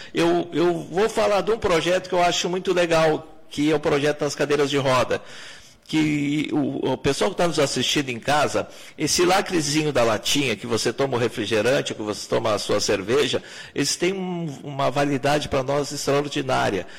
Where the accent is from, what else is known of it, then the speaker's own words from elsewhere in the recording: Pelotas, Rio Grande do Sul, Brazil; moved away as an adult; also born or lived in São Lourenço do Sul / Bagé; depois voltei para Pelotas, que é minha terra natal